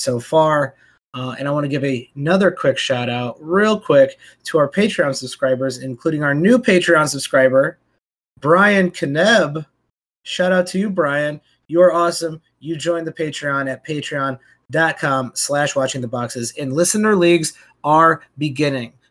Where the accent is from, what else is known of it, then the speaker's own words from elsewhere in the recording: Chicago, Illinois, United States; I was from Chicago